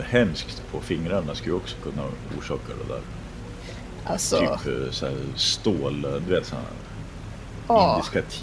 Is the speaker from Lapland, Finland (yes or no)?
yes; Rovaniemi, Lapland, Finland; born there; jag är född i Rovaniemi